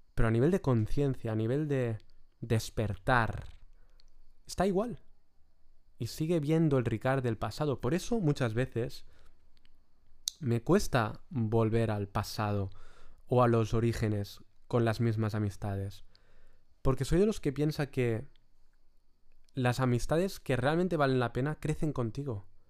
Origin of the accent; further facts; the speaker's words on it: Lloret de Mar, Catalonia, Spain; mi pueblo, de Lloret de Mar